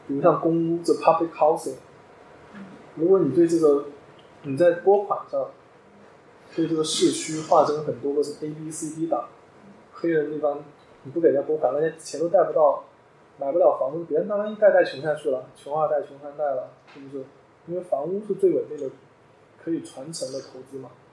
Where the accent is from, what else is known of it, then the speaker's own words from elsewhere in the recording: China; moved away as an adult; also born or lived in New York, United States; 就像我们中国人